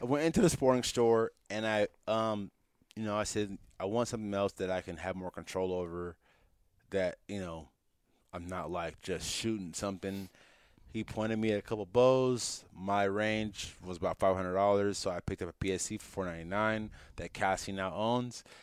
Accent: San Jose, California, United States; also born or lived in Hayward; I grew up in East San Jose

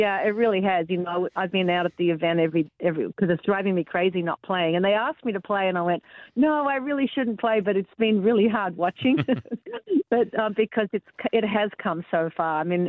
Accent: Tampa, Florida, United States; I go to a lot of PGA events, and we have one in my hometown in America in Tampa.

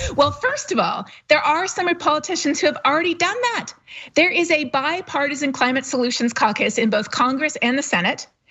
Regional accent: Canada; I'm not a U S citizen, to be totally honest. I'm Canadian

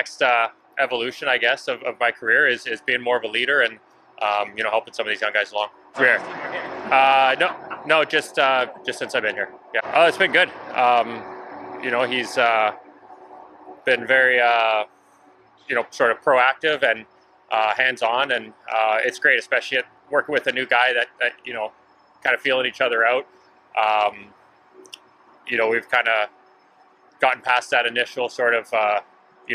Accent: Vancouver, British Columbia, Canada; now in Seattle, United States; I'm from Vancouver

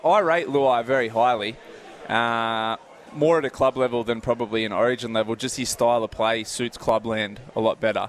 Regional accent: Port Macquarie, New South Wales, Australia; growing up in Port Macquarie

